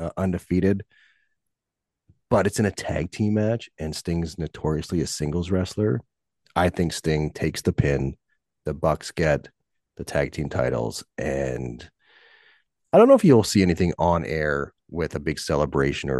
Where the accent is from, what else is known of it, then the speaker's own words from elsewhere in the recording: Canada; I'm Canadian